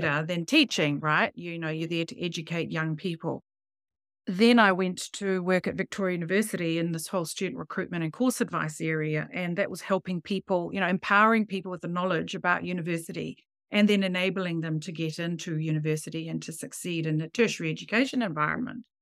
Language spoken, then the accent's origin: English; Samoa; moved away as an adult; also born or lived in Fiji; now in New Zealand; I grew up in Samoan, Fiji